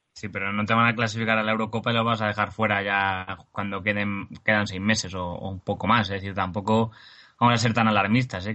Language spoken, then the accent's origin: Spanish; Spain; para algo somos españoles, eh, por lo menos los que hacemos este, este programa